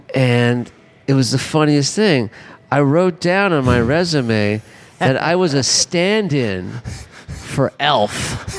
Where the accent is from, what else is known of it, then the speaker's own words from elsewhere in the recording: Los Angeles, California, United States; I'm from LA. I grew up in the Hollywood.